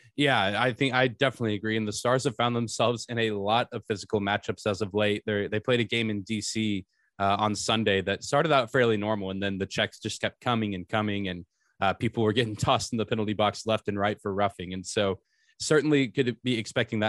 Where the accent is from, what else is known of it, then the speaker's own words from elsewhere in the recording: Lubbock, Texas, United States; I grew up in Lubbock where Texas Tech is